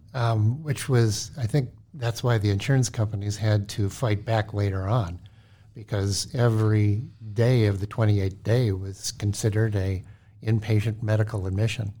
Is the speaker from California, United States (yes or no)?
no; Cleveland, Ohio, United States; moved away as an adult; also born or lived in St. Louis, Missouri; now in Minnesota, United States; I'm from Cleveland, Ohio